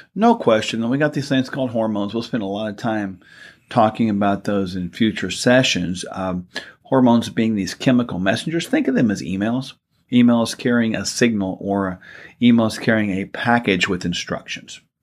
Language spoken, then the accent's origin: English; Oklahoma, United States; We're from Oklahoma